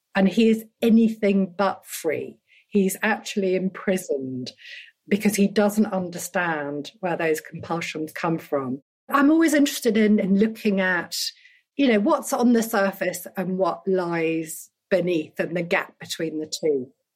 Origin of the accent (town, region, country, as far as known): United Kingdom; born or raised there; also born or lived in Dhaka, Bangladesh